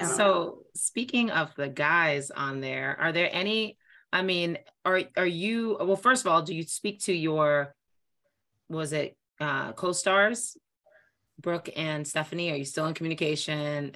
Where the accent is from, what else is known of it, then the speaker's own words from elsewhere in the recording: New York, United States; now in Boston, United States; I'm from New York. Um, and I, and I basically, and I live in Boston.